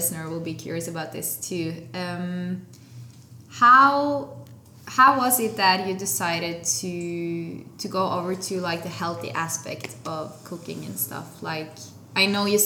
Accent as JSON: {"language": "English", "country": "Norway", "said": "I'm from Norway"}